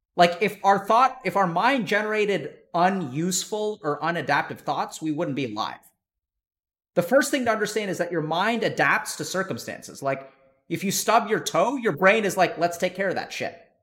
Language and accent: English; East Texas, United States; I grew up in East Texas where, you know, there were a lot of racist people